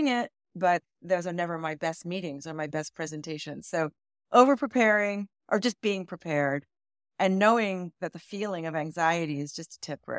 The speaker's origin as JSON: {"language": "English", "region": "Virginia", "country": "United States", "tie": "born or raised there", "moved": "as an adult", "lives_now": "New York, United States", "said": "traveled all over the world until I was about 12 years old when my dad retired at the Pentagon. And so I grew up in Northern Virginia, mostly. And I went to grad school in New York, fell in love with the city."}